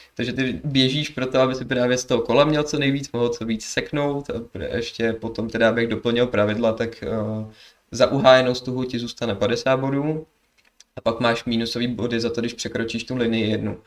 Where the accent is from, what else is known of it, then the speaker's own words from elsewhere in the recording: Sokolov, Karlovy Vary Region, Czechia; also born or lived in Kynšperk nad Ohří / Plzeň; já jsem z Kinšperka na to hří, ale hlavně jsem tady byl v Sokolově, že, že mám tu tátu, chodil jsem tu do školy a všechno takhle